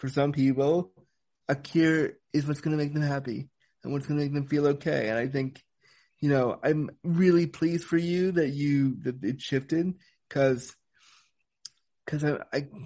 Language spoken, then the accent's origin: English; Canada; also born or lived in California, United States; I was born in the States, born in California, and I was a preemie. I came as a total surprise, and then I was raised in Canada.